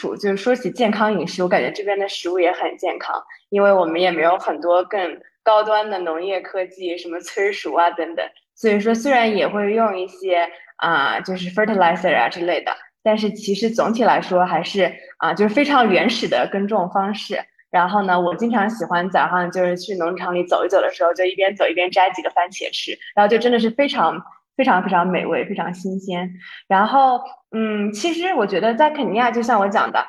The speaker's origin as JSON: {"language": "Chinese", "country": "China", "moved": "as an adult", "lives_now": "Ethiopia", "said": "因为我们公司就之前只有我一个外国人，现在我又招了一个埃塞的同事，但还是只有我一张，就是一个中国人。"}